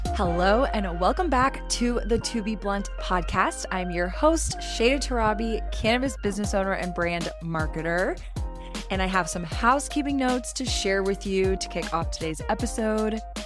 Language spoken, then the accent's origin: English; Austin, Texas, United States; growing up in Austin, loving live music